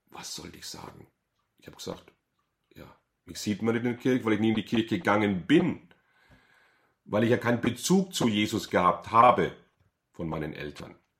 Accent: Bad Kissingen, Bavaria, Germany; Ich bin aufgewachsen in Bad Kissingen.

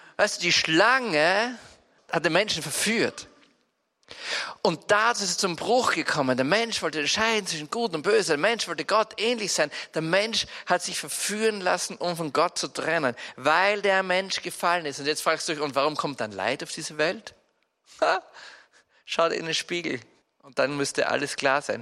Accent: Salzburg, Austria; Bei uns in Salzburg

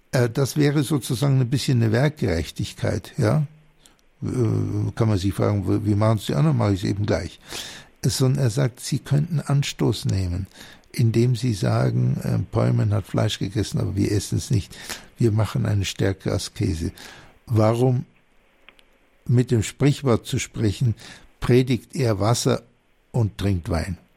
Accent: Bavaria, Germany; sympathisch, ich bin ja selber Oberbayer, also das klingt für mich total vertraut.

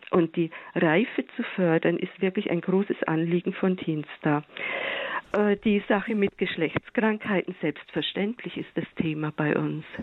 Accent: Bavaria, Germany; ich meine, ich bin aus Bayern, ne, darum kenne ich jetzt die Lehrpläne besonders.

